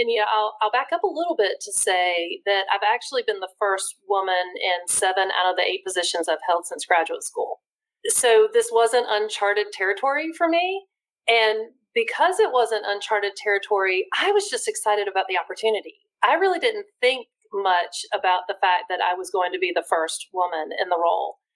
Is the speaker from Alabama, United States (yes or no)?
no; New Bern, North Carolina, United States; also born or lived in Raleigh; So I'm one of those the unusual characters who was born in Raleigh, but I wasn't raised in Raleigh. I was raised in New Bern, which is a small eastern North Carolina community on the coast. Moved there when I was three.